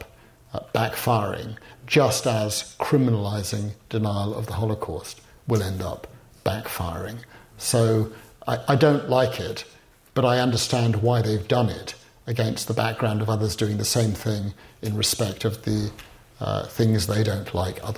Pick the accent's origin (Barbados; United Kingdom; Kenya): United Kingdom; as a Brit